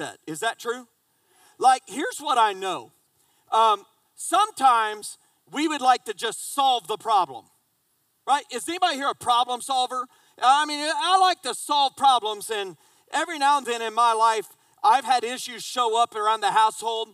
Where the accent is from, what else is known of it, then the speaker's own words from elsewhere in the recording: just south of Indianapolis, United States; now in South Carolina, United States; I grew up in Indiana, just south of Indianapolis, but I live in South Carolina